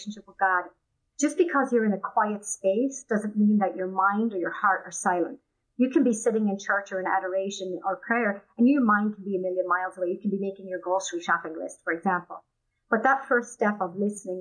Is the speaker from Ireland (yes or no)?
yes; Wicklow Mountains, County Wicklow, Ireland; moved away as an adult; now in United States; I grew up in Ireland in a small village in the Wicklow Mountain area, quite rural